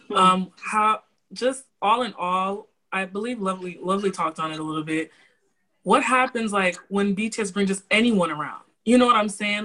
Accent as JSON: {"language": "English", "region": "Florida", "country": "United States", "said": "I am from Florida. City boy originates from here"}